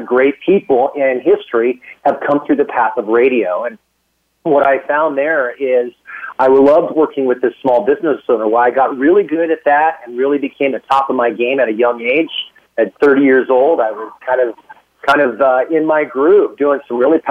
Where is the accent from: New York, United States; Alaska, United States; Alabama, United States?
Alaska, United States; also born or lived in San Francisco Bay Area, California; now in Austin, United States; I was born and raised in Alaska.